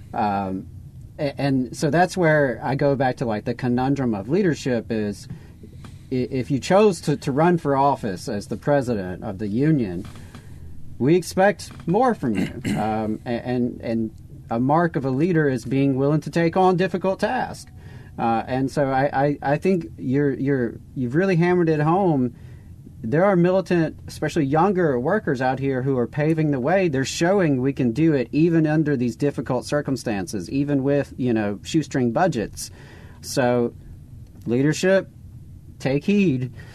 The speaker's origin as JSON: {"language": "English", "region": "the South", "country": "United States", "tie": "born or raised there", "said": "being in the South, Jacob and I are born and bred in the South. We've always been here"}